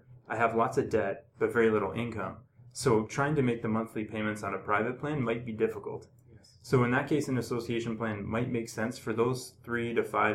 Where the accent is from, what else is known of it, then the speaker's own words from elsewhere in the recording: Ontario, Canada; moved away as an adult; also born or lived in Hamilton / Toronto; now in British Columbia, Canada; I'm from Ontario.